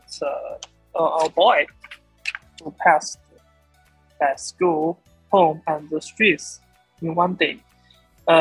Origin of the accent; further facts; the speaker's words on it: China; English is a second language; I'm a student from China